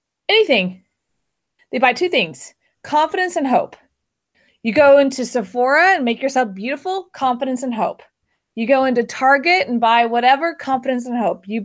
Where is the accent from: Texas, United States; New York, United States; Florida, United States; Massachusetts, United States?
Texas, United States; Houston; now in Austin, United States; I grew up in Houston.